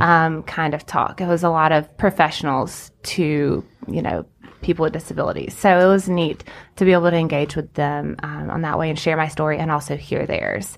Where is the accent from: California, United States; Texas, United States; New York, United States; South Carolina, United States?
South Carolina, United States; Anderson; I grew up in Anderson